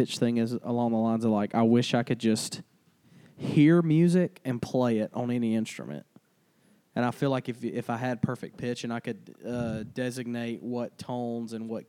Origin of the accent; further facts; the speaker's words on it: Arlington, Georgia, United States; also born or lived in Albany, Georgia; I was born in Albany, Georgia, raised in Arlington, Georgia